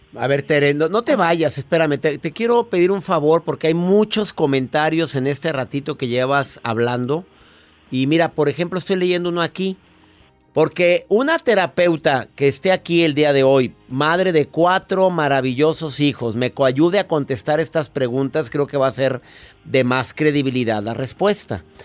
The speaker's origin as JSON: {"language": "Spanish", "country": "Mexico", "said": "aquí en mi país, México"}